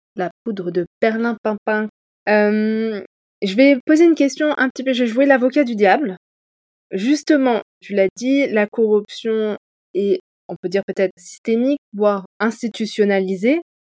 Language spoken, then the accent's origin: French; Montpellier, Occitania, France; Je suis originaire de Montpellier